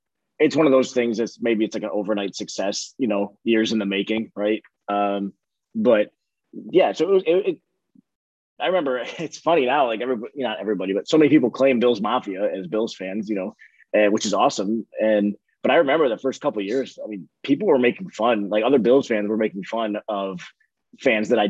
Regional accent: Tonawanda, New York, United States; also born or lived in Kenmore, New York; I grew up in Tonawanda, moved all the way to Kenmore

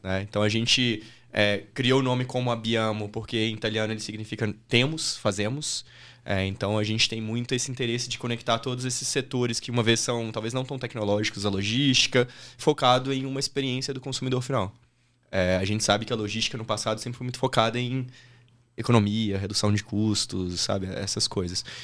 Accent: Diamantina, Minas Gerais, Brazil; accent: mineiro; moved away as an adult; also born or lived in Australia / Nebraska; Eu saí de Diamantina, que é a minha cidade, com 18 anos

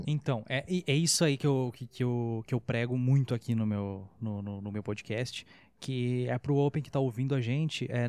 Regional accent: Dom Pedrito, Rio Grande do Sul, Brazil; moved away; Eu tive que voltar para Dom Pedrito, minha cidade natal

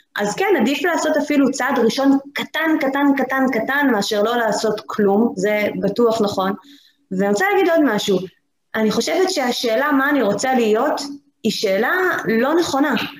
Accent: the Krayot, Haifa District, Israel; אני גם במקור מהקריות

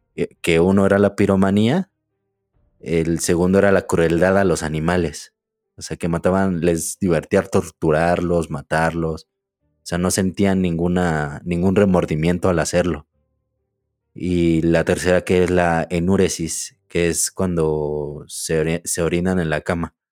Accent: Ecatepec, State of Mexico, Mexico; De Catepec.

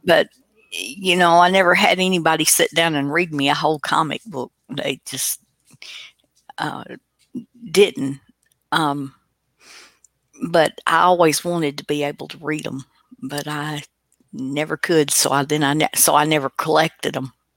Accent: Tennessee, United States; I'm from Tennessee

